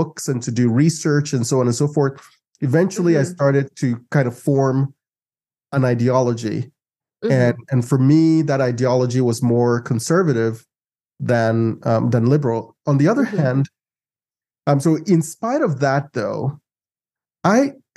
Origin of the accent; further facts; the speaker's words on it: Ghana; now in United States; I grew up in Ghana, and in Ghana, at least from the time I was born till the time I was 16, I knew only one president